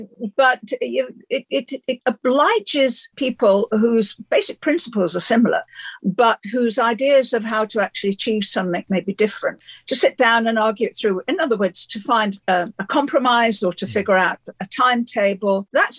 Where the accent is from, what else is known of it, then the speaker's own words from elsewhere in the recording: Liverpool, North West England, United Kingdom; born there; And I was born in Liverpool just after the Second World War, a city that had been flattened by the bombs.